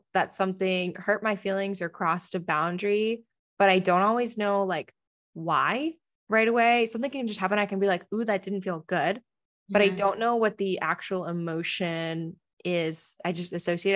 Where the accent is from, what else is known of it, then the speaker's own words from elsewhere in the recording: East Coast, United States; now in San Diego, United States; I grew up on the East Coast